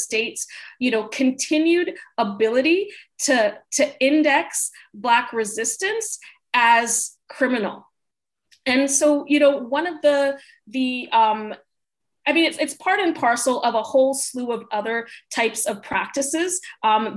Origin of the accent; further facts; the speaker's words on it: Canada; now in United States; I am Canadian